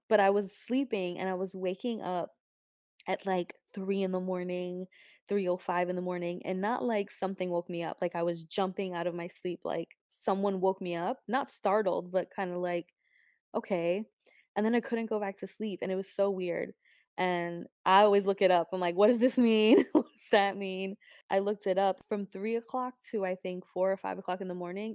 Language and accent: English; New York, United States; also born or lived in New Jersey; my mom grew up in East Harlem, Spanish Harlem. That's where I kind of grew up. Went to high school in Jersey, then went back to New York